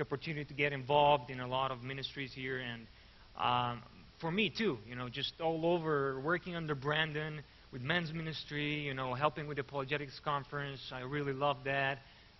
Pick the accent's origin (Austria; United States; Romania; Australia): Romania; Arad, Arad County; I'm from Arad. That's where I live